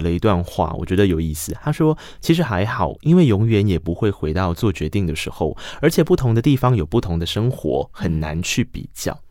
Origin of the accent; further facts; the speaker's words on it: Tainan, Taiwan; 因为毕竟我来自台南，我们的公车是一个半小时一台